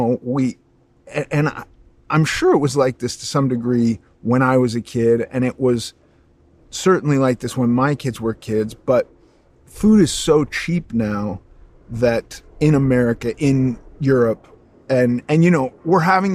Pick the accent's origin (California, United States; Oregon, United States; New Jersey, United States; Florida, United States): California, United States; Los Angeles; And I grew up in Los Angeles